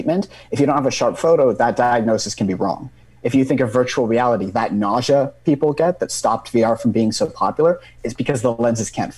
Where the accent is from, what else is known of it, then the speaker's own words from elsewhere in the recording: British Columbia, Canada; moved away as an adult; now in Waterloo, Canada; I'm actually from British Columbia myself